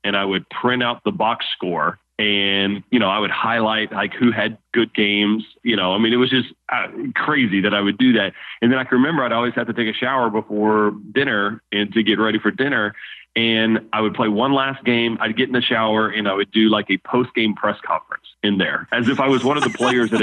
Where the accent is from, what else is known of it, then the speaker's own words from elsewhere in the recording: Baton Rouge, Louisiana, United States; I'm born and raised in Baton Rouge